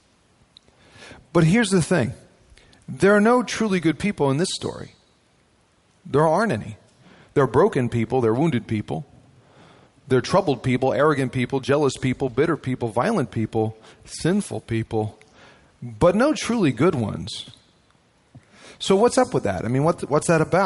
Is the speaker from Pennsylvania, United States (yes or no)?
no; New Jersey, United States; moved away as an adult; now in Midwest, United States; I'm from North Jersey